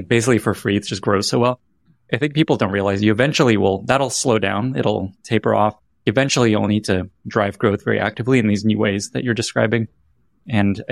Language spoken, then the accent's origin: English; Ukraine; I'm actually from Ukraine